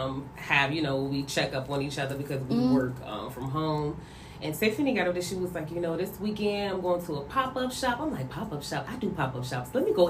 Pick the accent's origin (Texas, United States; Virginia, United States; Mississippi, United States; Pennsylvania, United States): Virginia, United States; Hampton; now in Maryland, United States; … co-owner, co-founder of 22. Yes, I'm residing here in Maryland. Right now from Hampton, Virginia.